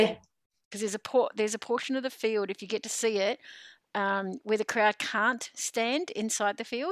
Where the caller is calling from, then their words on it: Victoria, Australia; I'm coming to you from Wurundjeri country in the Eastern Kulin Nation.